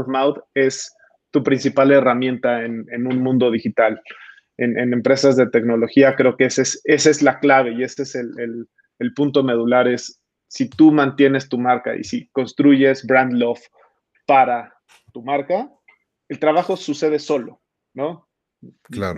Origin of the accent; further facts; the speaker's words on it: Mexico; nuestros connacionales